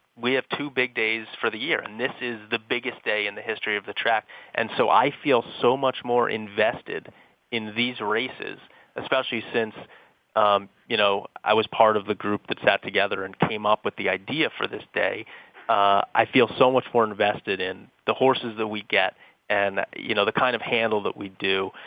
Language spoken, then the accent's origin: English; Philadelphia, Pennsylvania, United States; when I was growing up in Philadelphia